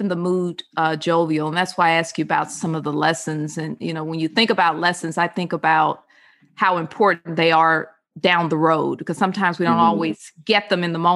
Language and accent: English; California, United States; I spent a lot of time in California growing up